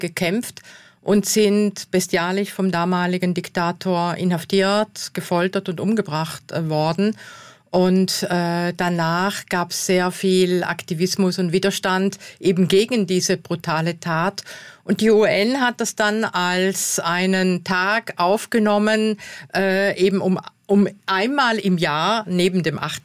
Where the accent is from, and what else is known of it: South Tyrol, Trentino-Alto Adige, Italy